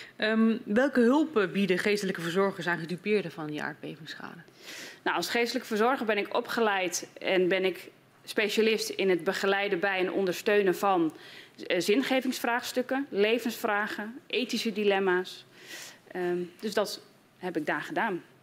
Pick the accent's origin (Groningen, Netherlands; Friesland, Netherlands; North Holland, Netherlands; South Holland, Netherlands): Groningen, Netherlands; als Groningse en als geestelijk verzorger